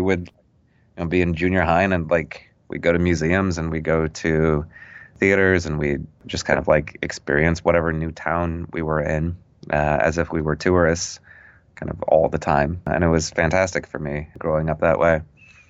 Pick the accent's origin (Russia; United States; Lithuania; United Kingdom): United States; Wolf Point, Montana; I'm not originally from Illinois or the Midwest. I'm from Montana. {S1} Oh. {S0} I was born in Wolf Point, Montana, which is the largest city on the Fort Peck Indian Reservation.